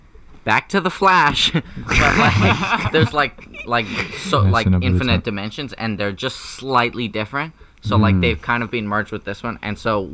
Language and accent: English; South Africa; I'm like South African